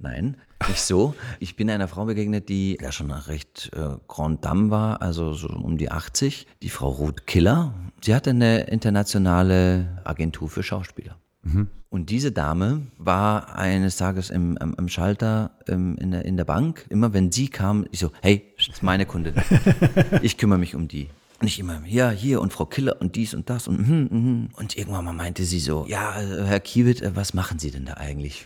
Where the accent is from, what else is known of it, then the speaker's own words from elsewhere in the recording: Munich, Bavaria, Germany; moved away; also born or lived in Berlin; Ich bin, ich bin da in München aufgewachsen, war auf der französischen Schule